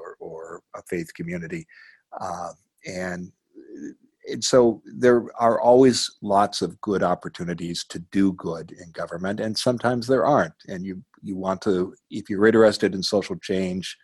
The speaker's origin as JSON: {"language": "English", "region": "Midwest", "country": "United States", "tie": "born or raised there", "moved": "yes", "lives_now": "Portland, United States", "said": "the community where I grew up in the Midwest"}